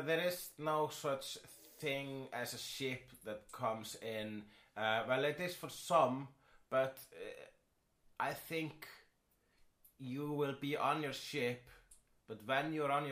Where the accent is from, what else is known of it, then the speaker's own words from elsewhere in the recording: Iceland; I am Icelandic.